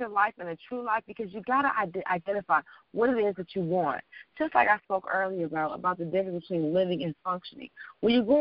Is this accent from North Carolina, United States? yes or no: no; Detroit, Michigan, United States; moved away; also born or lived in New York / Washington, D.C. / Los Angeles